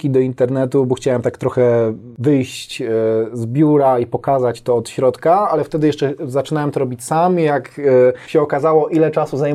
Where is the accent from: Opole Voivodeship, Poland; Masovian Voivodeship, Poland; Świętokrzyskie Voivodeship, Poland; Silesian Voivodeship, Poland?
Silesian Voivodeship, Poland; Bielsko-Biała; Jestem z Bielska.